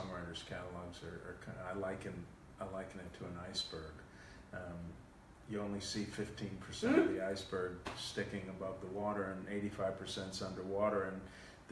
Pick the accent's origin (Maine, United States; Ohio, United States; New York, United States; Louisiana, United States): New York, United States; New York City; Queens, New York. I was born in Queens